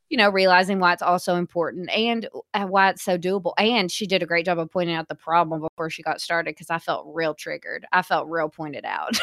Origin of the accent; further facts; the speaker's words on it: Hot Springs, Arkansas, United States; I was from Hot Springs, and our movie theaters were rough